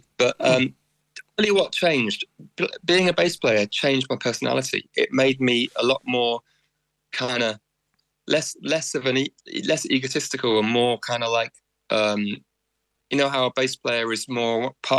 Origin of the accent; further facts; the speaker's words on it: Wales, United Kingdom; born there; I'm very keen to sort of accentuate my Welshness when I come to Ireland, you know, because I was born in Wales.